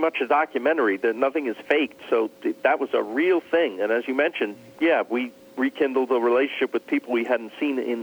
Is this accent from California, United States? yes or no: no; New York, United States; now in Los Angeles, United States; I was born and raised in New York